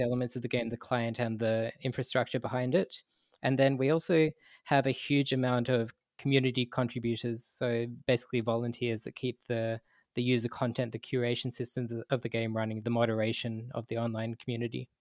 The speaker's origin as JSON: {"language": "English", "country": "Australia", "tie": "born or raised there", "said": "in my childhood, I grew up in Australia"}